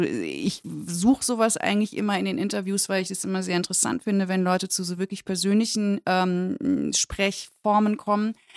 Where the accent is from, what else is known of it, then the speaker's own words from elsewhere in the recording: West Germany, Germany; aus meiner Warte als Westdeutsche